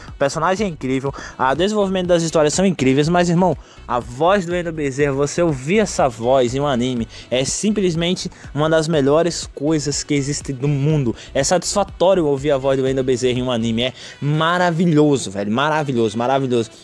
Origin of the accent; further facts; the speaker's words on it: Brazil; aqui no Brasil, porque a gente cresceu assistindo Boruto na, na SBT